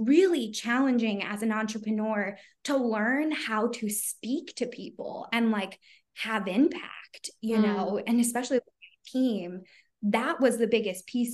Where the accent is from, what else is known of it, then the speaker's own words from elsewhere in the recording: Philadelphia, Pennsylvania, United States; I'm from Philly. So I don't know if you guys can hear it, but like a lot of people in my area, like we don't like eloquently talk